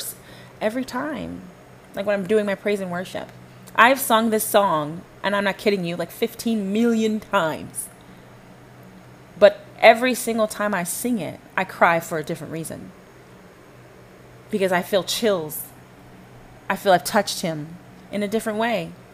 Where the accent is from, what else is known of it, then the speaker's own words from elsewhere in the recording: Dallas-Fort Worth area, Texas, United States; also born or lived in Panama / Flower Mound, Texas; I grew up here in the Dallas-Fort Worth area.